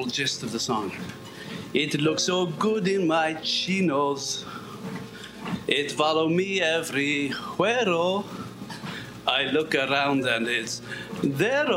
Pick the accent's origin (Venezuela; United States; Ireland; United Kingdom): Ireland; Galway, Connacht; I was never accepted in my hometown of Galway because I didn't have an authentic West of Ireland accent.